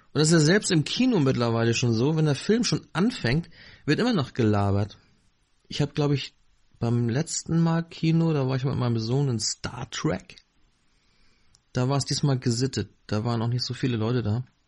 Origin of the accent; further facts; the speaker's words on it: Northern Germany, Germany; Ich bin hier im Norden aufgewachsen